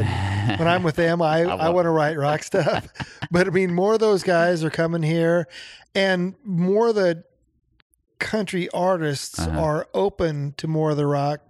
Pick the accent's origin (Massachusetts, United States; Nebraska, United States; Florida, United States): Nebraska, United States; moved away; I'm from Nebraska.